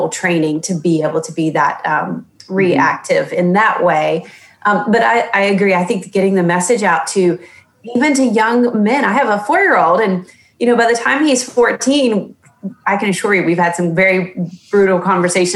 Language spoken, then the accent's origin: English; the South, United States; I was born and raised in the South, and we all know the culture of a Southern woman.